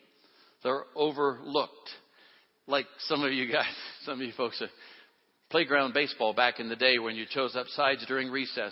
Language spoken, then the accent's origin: English; Oakland, California, United States; I'm a kid from Oakland, California.